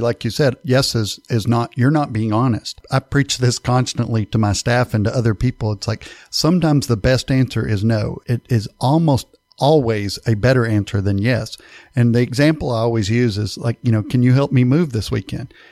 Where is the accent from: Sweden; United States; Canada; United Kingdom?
United States; East Texas; I'm from East Texas